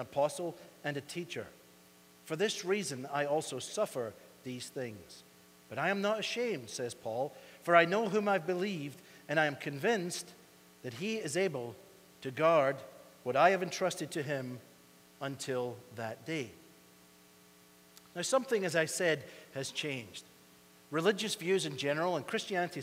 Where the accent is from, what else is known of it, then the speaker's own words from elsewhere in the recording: Scotland, United Kingdom; now in United States; we Scots